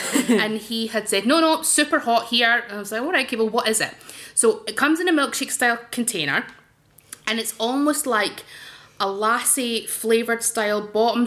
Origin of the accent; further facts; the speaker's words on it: Dundee, Scotland, United Kingdom; when I was growing up in Dundee in the 80s